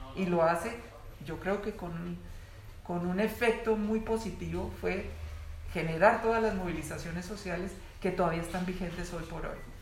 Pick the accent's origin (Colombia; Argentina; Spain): Colombia; la vida que yo viví, de niño, de adolescente, es la vida de Colombia